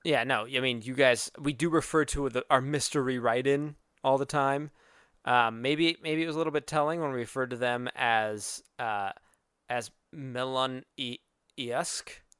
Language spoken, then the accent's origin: English; Arizona, United States; moved away; I am from Arizona, where humidity is not a thing.